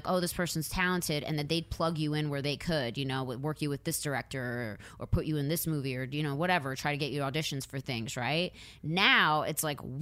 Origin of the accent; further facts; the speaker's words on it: outside Philadelphia, Pennsylvania, United States; now in Los Angeles, United States; I grew up outside of Philly. So, I grew up with people of all different ethnicities